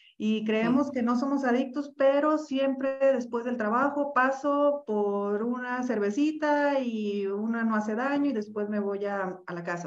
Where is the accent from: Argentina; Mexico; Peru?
Mexico; yo soy mexicana.